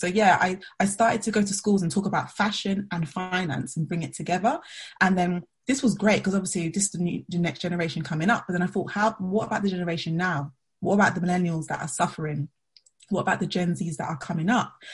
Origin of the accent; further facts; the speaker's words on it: London, United Kingdom; I'm from Southeast London